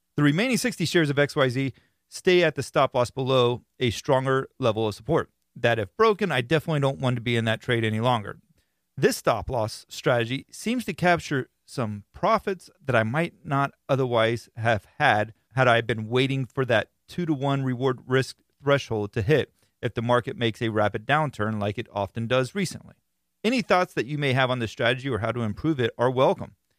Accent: Florida, United States; being that I am from Florida, I live in Florida

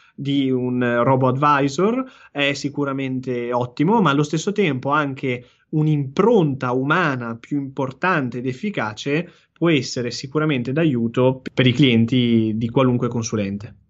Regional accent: Genoa, Liguria, Italy; da genovese

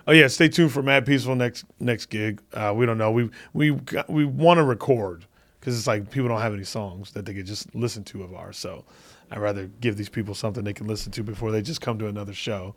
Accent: Phoenix, Arizona, United States; moved away; I'm doing a one-nighter in Phoenix in the hometown

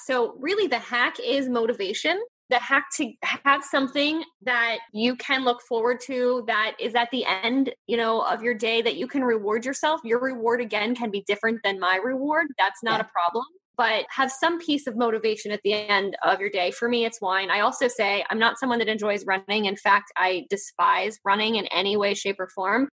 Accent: Northeast, United States; I'm from the Northeast

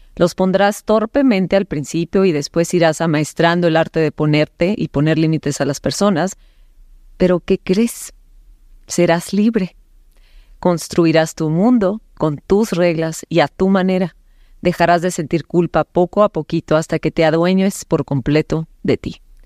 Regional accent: Cananea, Sonora, Mexico; nací en Cananea, Sonora

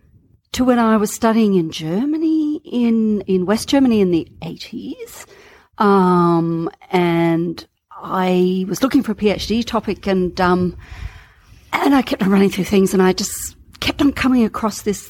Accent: Australia; I'm an Australian.

